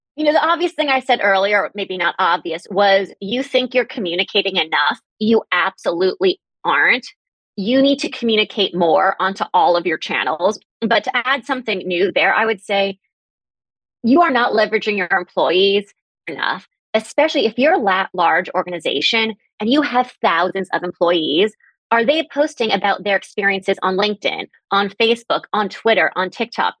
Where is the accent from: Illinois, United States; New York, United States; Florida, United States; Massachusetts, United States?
New York, United States; New York City; now in Boston, United States; I grew up in Manhattan and I now live in Boston